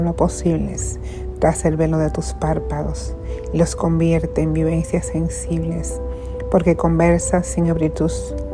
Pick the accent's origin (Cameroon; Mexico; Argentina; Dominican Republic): Dominican Republic; now in Puerto Rico; creo que soy la única dominicana, lo digo con mucha humildad, que ha llegado a ser rectora en Puerto Rico, eh, siendo dominicana